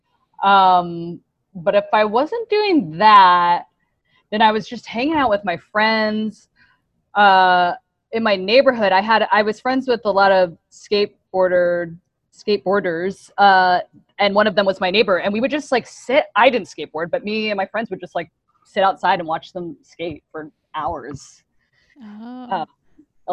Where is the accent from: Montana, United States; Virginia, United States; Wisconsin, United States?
Virginia, United States; Woodbridge; I'm from Northern Virginia, a place called Woodbridge, Virginia, kind of outside of Washington, D.C.